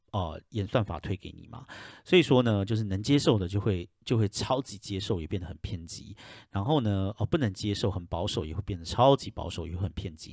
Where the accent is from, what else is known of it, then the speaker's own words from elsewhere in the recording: Taiwan; moved away as an adult; now in United States; 身为一个台湾人